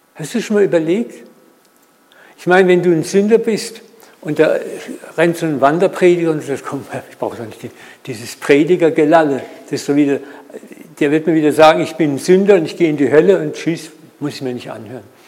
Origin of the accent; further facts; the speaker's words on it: Germany; wir auch als Deutsche sowieso so Macher sind